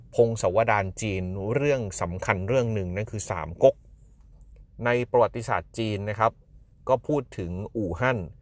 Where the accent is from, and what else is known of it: Thailand